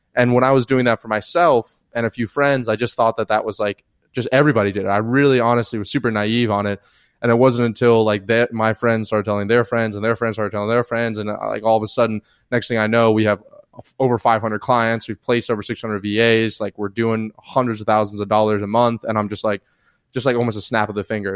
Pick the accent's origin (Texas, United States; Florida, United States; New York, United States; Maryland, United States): Florida, United States; the Panhandle of; moved away as an adult; also born or lived in Atlanta, Georgia / India / South America / Europe; now in San Diego, United States; originally from, uh, Atlanta, Georgia, moved down to the Panhandle of Florida, lived there most of my life